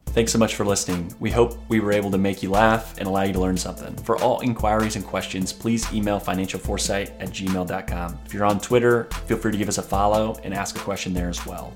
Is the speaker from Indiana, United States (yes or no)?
yes; Indiana, United States; my home state of Indiana